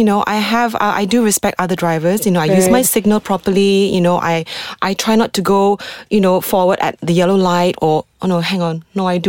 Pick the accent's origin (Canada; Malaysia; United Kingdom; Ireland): Malaysia; I do not come across as a typical Malaysian, but when it comes to food, I am so Malaysian.